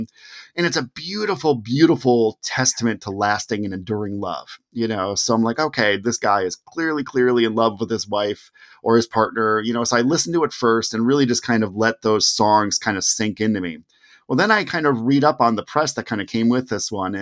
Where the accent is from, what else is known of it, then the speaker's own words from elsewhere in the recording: Cleveland, Ohio, United States; I'm from Cleveland